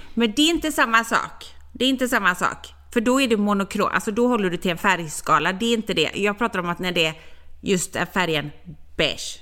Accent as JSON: {"language": "Swedish", "town": "Gothenburg", "region": "Västra Götaland", "country": "Sweden", "said": "jag är från Göteborg"}